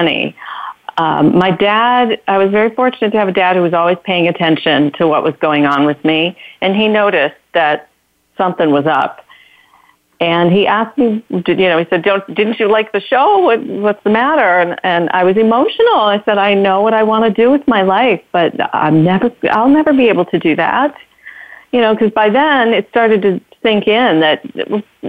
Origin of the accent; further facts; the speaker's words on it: Detroit, Michigan, United States; I grew up in Detroit, and in the beginning, not the suburbs of Detroit, but Detroit